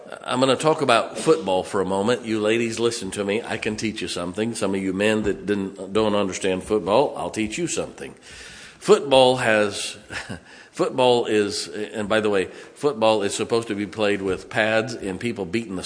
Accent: Massillon, Ohio, United States; born or raised there; moved away

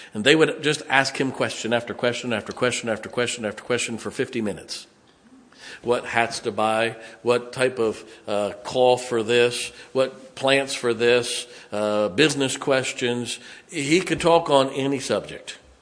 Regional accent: Canton, Ohio, United States; moved away; I grew up in Northeast Ohio

